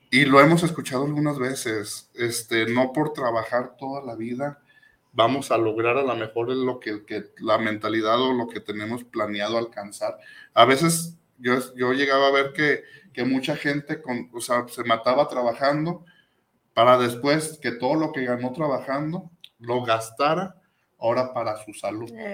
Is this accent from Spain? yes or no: no; Tlaquepaque, Jalisco, Mexico; Yo me acuerdo cuando yo era niño, de ahí del barrio de San Pedro, yo soy de San Pedro Tlaquepaque